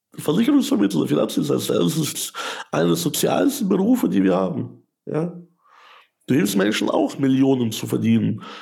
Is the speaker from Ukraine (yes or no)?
yes; Ukraine; also born or lived in Germany; now in Landshut, Germany; ich komme aus der Ukraine.